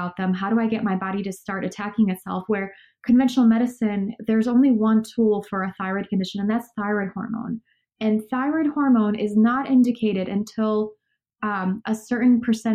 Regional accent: Poland; moved away; also born or lived in Chicago, United States / Los Angeles, United States; I grew up in Poland, which is next to the Ukraine

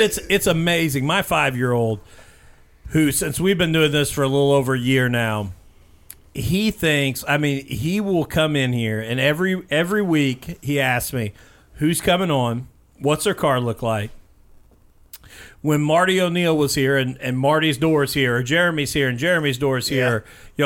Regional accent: Bloomington, Indiana, United States; also born or lived in Brownstown, Indiana; I grew up in Bloomington, but now coming to Brownstown

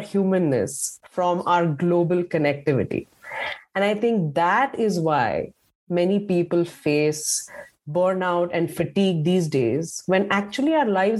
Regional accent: Pune, Maharashtra, India; now in Columbus, United States; I'm from India. I'm from a city called Pune. It's a big city. It's a very busy city. The population is probably 10 times of that of Columbus, if I'm correct. And it's a very bustling, noisy place that I grew up in.

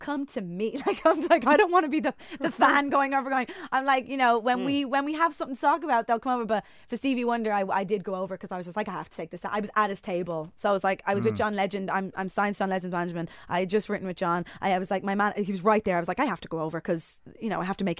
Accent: Ireland; I'm Irish.

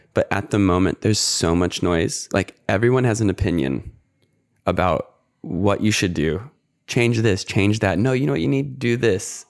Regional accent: United States; moved away as an adult; now in Australia; as an American

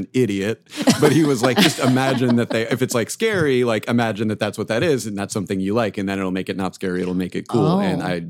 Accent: Arizona, United States; I grew up in Arizona

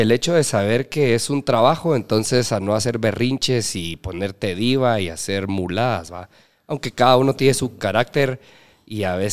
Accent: Petén, Guatemala; Yo soy petenero

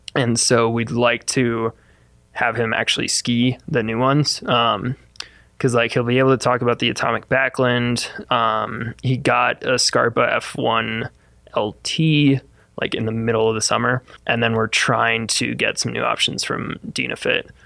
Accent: Midwest, United States; moved away as an adult; also born or lived in Fort Collins, Colorado; I grew up in the Midwest

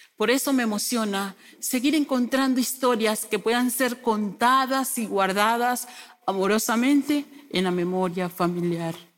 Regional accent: Venezuela; moved away as an adult; Yo soy una mujer migrante, mamá de Sunimar, Sulimar y Sulimar, de profesión docente. Salí de mi país, Venezuela, en el 2016

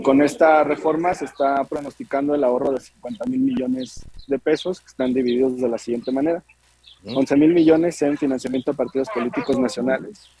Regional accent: Guadalajara, Jalisco, Mexico; yo soy originario de Guadalajara, la segunda ciudad más importante del país

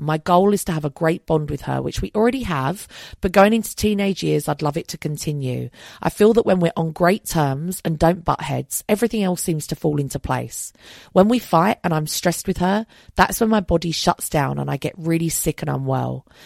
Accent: London, United Kingdom; I'm also a Londoner. That's how I identify

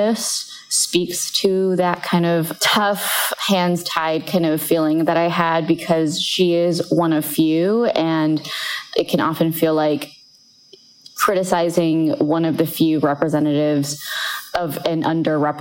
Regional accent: United States; experiences that I or Asian Americans have growing up in this country

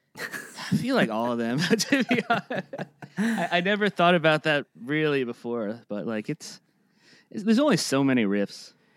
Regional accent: Boca Raton, Florida, United States; also born or lived in Plantation, Florida; I was born in Plantation, Florida, and then I was raised in, right outside Boca, like, west of it.

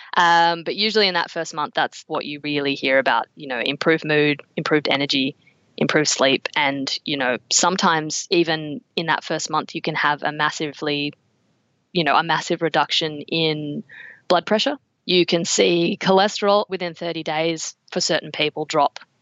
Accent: Canberra, Australian Capital Territory, Australia; I grew up in Canberra.

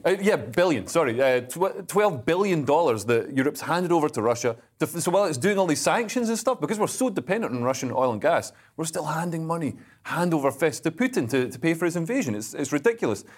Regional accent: Scotland, United Kingdom; I am a Scotsman

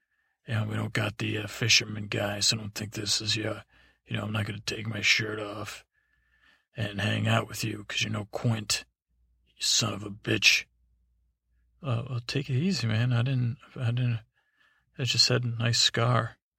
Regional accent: Iowa, United States; I'm not from parts unknown. I'm from Iowa.

